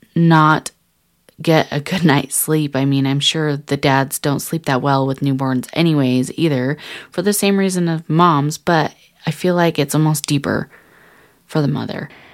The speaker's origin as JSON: {"language": "English", "town": "Salt Lake City", "region": "Utah", "country": "United States", "tie": "born or raised there", "said": "I was born and raised here in Salt Lake City, Utah"}